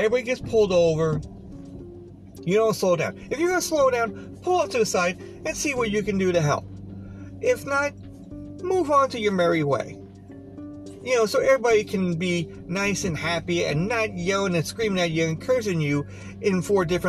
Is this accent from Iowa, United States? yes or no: no; Long Island, New York, United States; moved away; also born or lived in Pennsylvania; now I'm back in Long Island for, you know, 7-8 years now, you know, even though I'm originally from Long Island